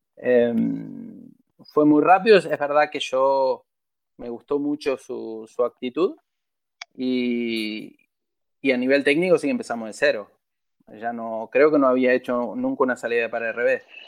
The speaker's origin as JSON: {"language": "Spanish", "country": "Argentina", "said": "Son 30 años y soy argentino"}